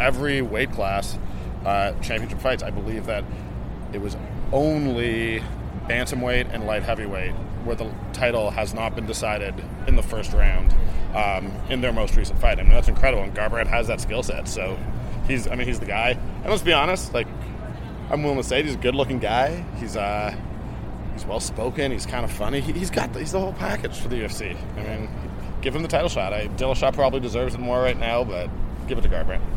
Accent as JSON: {"language": "English", "town": "Toronto", "region": "Ontario", "country": "Canada", "tie": "born or raised there", "said": "I'm I'm Canadian. I'm born and raised in Toronto"}